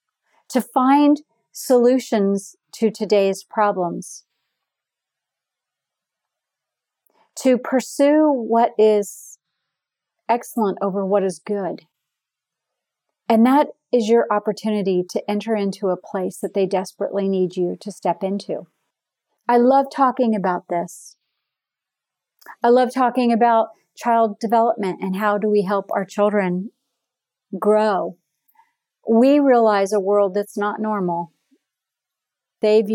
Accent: Florida, United States; I am from Florida.

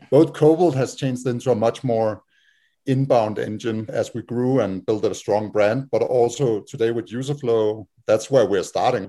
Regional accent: Denmark; moved away as an adult; now in United States; we're all from Denmark

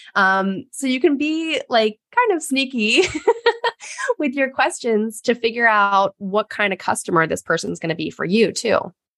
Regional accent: United States; growing up as American woman

